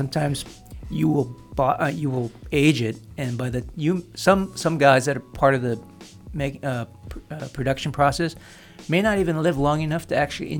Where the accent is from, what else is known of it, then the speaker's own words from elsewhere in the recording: Guam; But of course, I'm from Guam